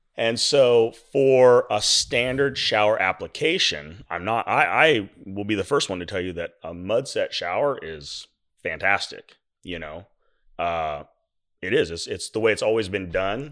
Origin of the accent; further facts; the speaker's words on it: Milo, Oregon, United States; I was born in Milo